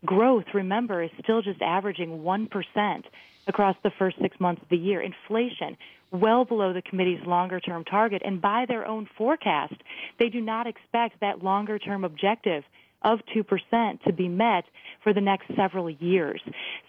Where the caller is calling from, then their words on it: New York City, New York, United States; Right now, I'm calling from New York City.